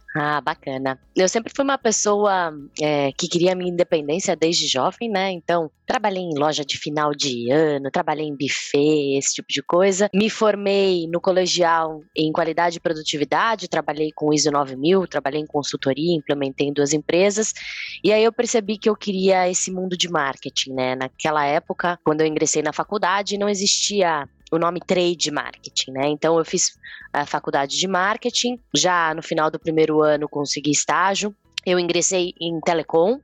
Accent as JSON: {"language": "Portuguese", "town": "Campinas", "region": "São Paulo", "country": "Brazil", "said": "E eu sou de Campinas"}